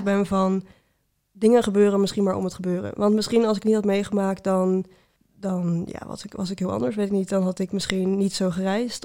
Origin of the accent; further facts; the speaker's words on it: Utrecht, Netherlands; ik kom uit Utrecht